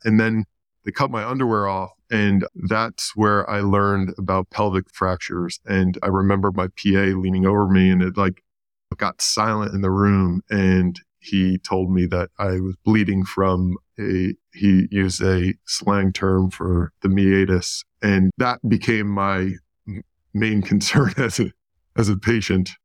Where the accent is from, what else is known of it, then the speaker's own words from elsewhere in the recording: New York, United States; I grew up in New York